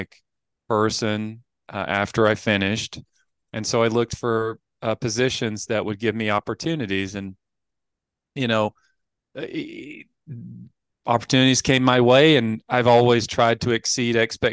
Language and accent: English; Appalachian Mountains, United States; I grew up in the Appalachian Mountains